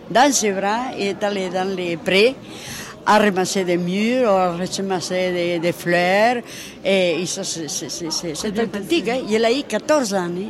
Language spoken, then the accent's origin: French; Spain; moved away as an adult; now in France; je suis venue d'Espagne directement ici. J'ai passé les Pyrénées à pied avec ma fille de 4 ans. Je suis venue directement ici.